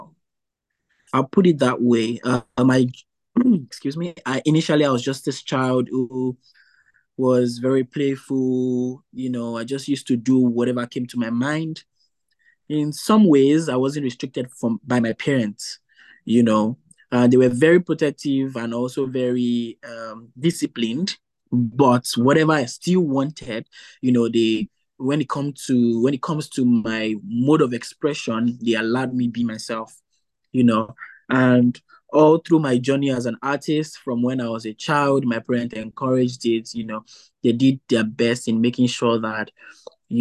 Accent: Nigeria; moved away as an adult; now in New Brunswick, Canada; I'm originally from Nigeria.

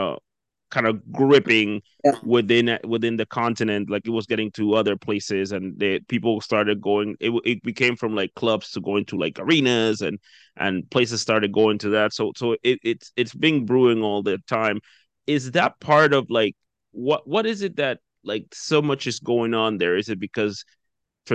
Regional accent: Dominican Republic; now in New Brunswick, Canada; I'm originally from the Dominican Republic

